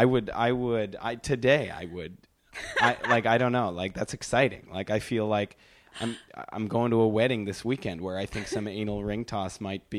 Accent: Wisconsin, United States; I'm from Wisconsin.

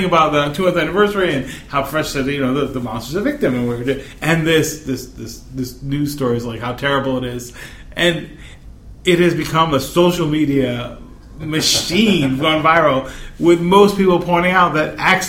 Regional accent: East Coast, United States; moved away; It's from my East Coast

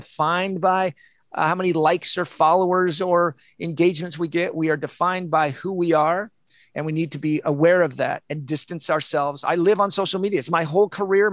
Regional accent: Olympia, Washington, United States; moved away; also born or lived in San Diego; I'm from Olympia, Washington. I lived in San Diego.

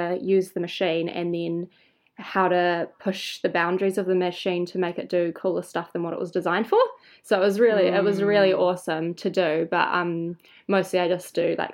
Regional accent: Golden Bay, Tasman, New Zealand; now in Wellington, New Zealand; I'm actually from Golden Bay, which is like the hook at the top of the South Island of New Zealand

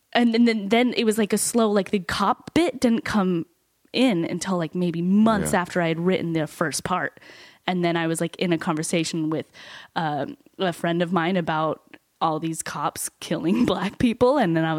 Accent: Utah, United States; now in New York, United States; I'm from Utah.

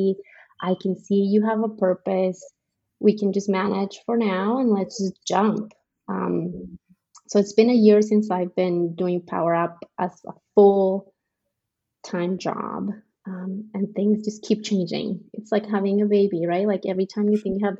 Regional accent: Colombia; moved away as an adult; now in Frisco, United States; I am from Colombia. That's in South America, not the state, in case you're wondering. I've been in the States for, it's going to be 10 years now.

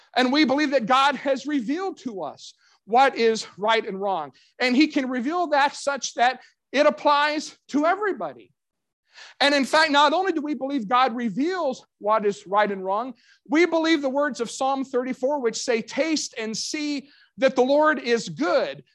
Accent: Kentucky, United States; my hometown of Kentucky

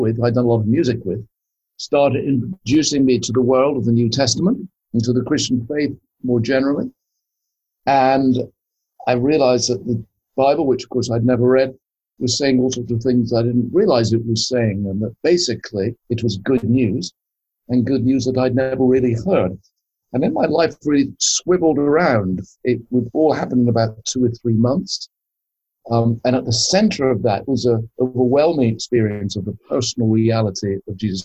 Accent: Scotland, United Kingdom; I was brought up in Scotland

